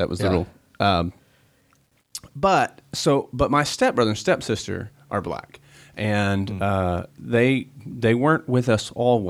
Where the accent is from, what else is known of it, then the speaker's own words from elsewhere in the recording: Tennessee, United States; So I grew up in East Tennessee, and I mean it's East Tennessee.